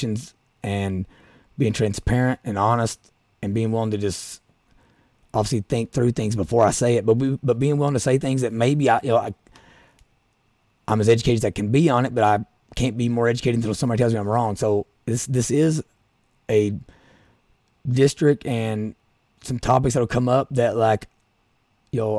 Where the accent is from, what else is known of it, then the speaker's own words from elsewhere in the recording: Appalachia, United States; accent: Appalachian; now in Louisville, United States; where I grew up in Appalachia